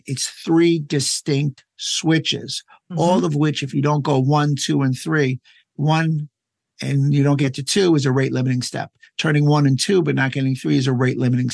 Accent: United States; as an American

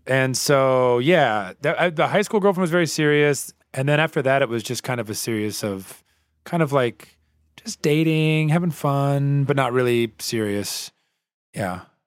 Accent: the Bible Belt, United States; I grew up in the Bible Belt

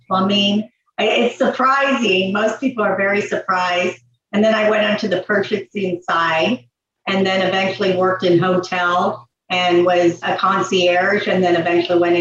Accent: Los Angeles, California, United States; I am from California, Van Nuys, California. So you can call me a true Valley girl, and, you know, grew up there right on Hollywood Boulevard.

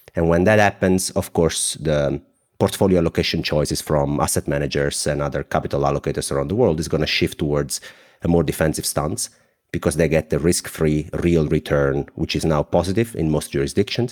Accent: Southern Italy, Italy; accent: thick; English is a second language; I am a 31 years old guy from the south of Italy. My accent is very thick

